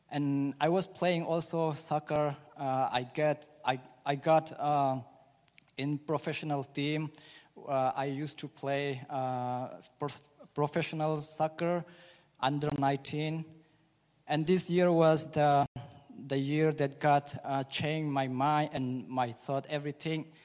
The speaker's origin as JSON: {"language": "English", "country": "Czechia", "tie": "born or raised there", "second_language": "English", "said": "And when uh, I was uh, 12, I moved to Czech Republic as a refugee, and uh, I grew up in Czech Republic"}